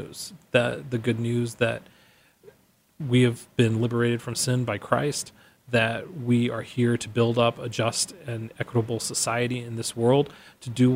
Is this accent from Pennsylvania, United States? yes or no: no; Mesa, Arizona, United States; I grew up here in Mesa, so I went to Keller Elementary and Dobson High School.